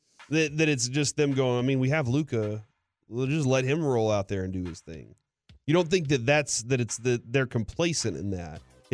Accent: Texas, United States; So for y'all, and I did say y'all because I'm Texan.

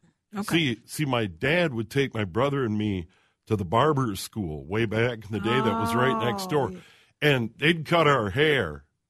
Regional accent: Brooklyn Park, Minnesota, United States; My hometown, White Castle on Brooklyn Boulevard in Brooklyn Park

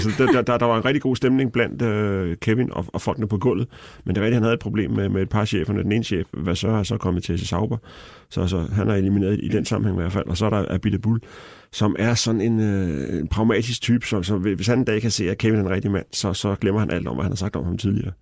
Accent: Denmark; jeg var fra Danmark

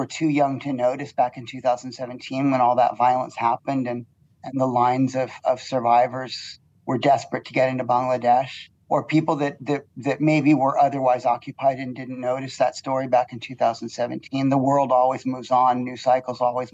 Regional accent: United States; now in Malaysia; I come from the United States

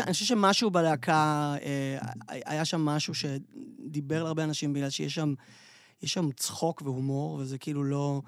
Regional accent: Tel Aviv, Tel Aviv District, Israel; אנחנו תל אביבים

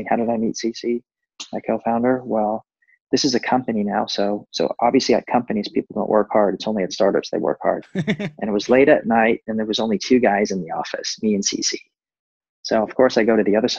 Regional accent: United States; moved away as an adult; also born or lived in Asia; I'm an American

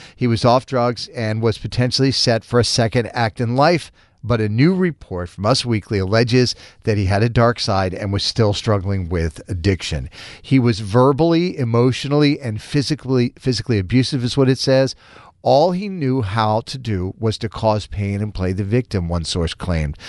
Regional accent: Charlestown, Massachusetts, United States; I'm from God's country, Charlestown

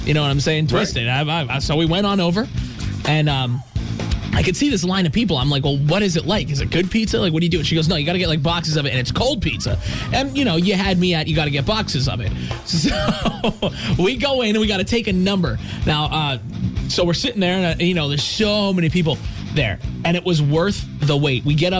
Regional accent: Hazleton, Pennsylvania, United States; I'm from Hazleton

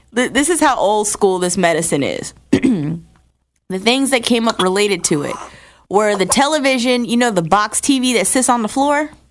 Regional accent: New Jersey, United States; I'm originally from New Jersey

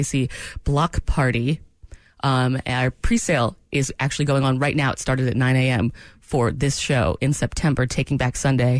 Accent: Maine, United States; I know. I'm from Maine, but.

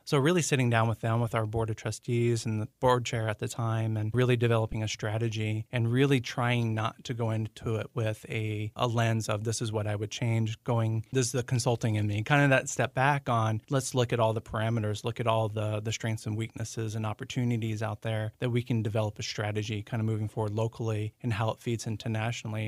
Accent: Central Florida, United States; moved away as an adult; now in Maryland, United States; I am originally from Central Florida

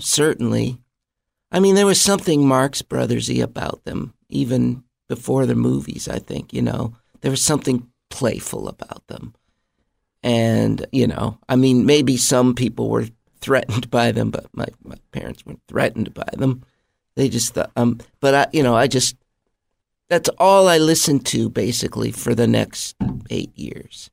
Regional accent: Mount Vernon, Iowa, United States; moved away; also born or lived in Los Angeles; I grew up in a small town in Iowa called Mount Vernon, a little college town where my dad was a piano professor.

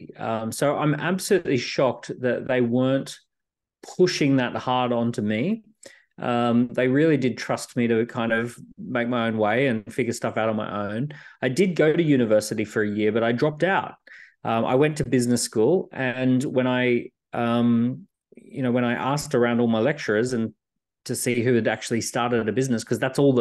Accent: Australia; I grew up in Australia

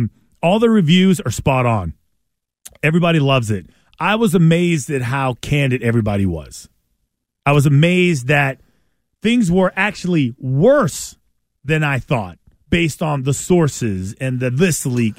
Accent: San Fernando Valley, California, United States; Just a kid from the valley. That's it. There's my title. … growing up in the San Fernando Valley.

